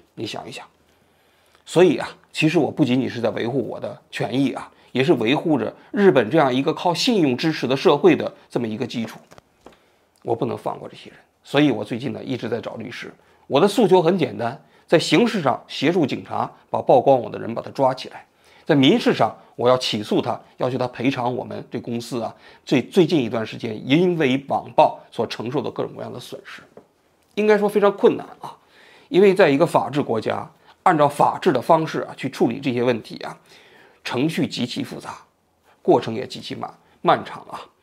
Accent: China; now in Tokyo, Japan; 我们中国人

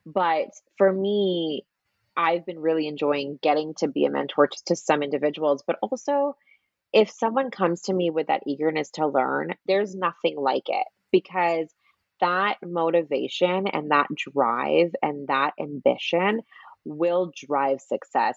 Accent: Canada; moved away as an adult; also born or lived in Toronto, Canada / Sydney, Australia; now in Los Angeles, United States; I'm Canadian

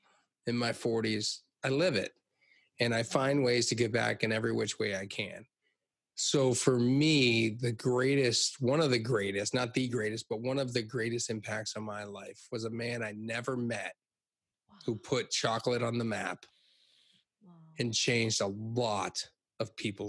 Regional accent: Hershey, Pennsylvania, United States; I grew up in Hershey, Pennsylvania

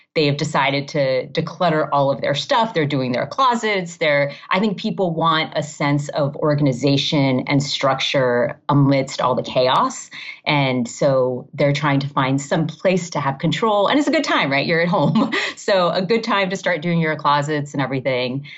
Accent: Miami, Florida, United States; also born or lived in Massachusetts / Maryland / Ohio / California; now in Illinois, United States; I grew up in Miami

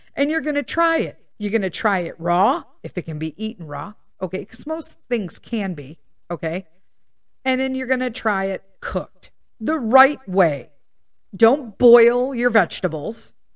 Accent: Melrose Park, Illinois, United States; I grew up in Melrose Park

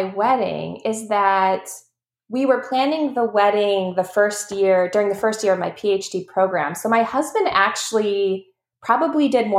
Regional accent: Wisconsin, United States; We actually got married in Arena, which is outside Madison. It's close to my hometown.

